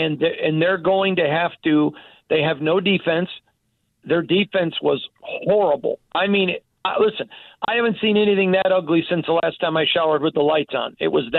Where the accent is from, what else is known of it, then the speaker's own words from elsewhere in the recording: Michigan, United States; I'm from Michigan. I'm a huge Michigan Panther guy.